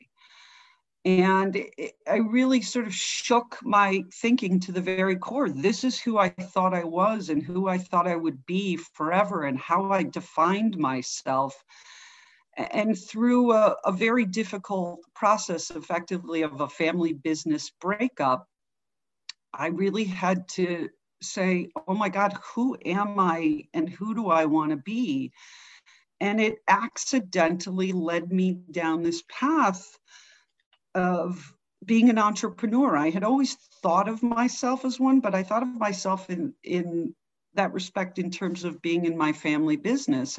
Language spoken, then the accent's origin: English; Chicago, Illinois, United States; also born or lived in Evanston, Illinois; grew up half in the city of Chicago, half in the suburbs